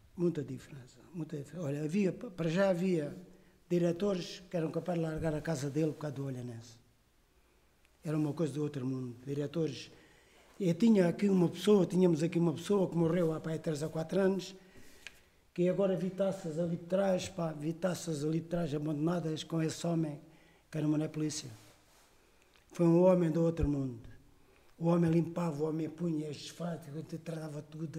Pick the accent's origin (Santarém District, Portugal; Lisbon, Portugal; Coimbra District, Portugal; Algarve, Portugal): Algarve, Portugal; Olhão; Eu sou de Olhão, isto é mesmo genuíno da minha terra